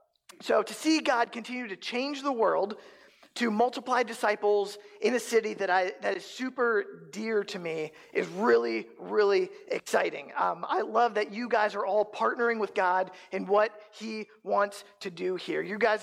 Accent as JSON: {"language": "English", "region": "East Coast", "country": "United States", "lives_now": "Council Bluffs, United States", "said": "I'm originally from the East Coast, and I moved to Omaha for a year"}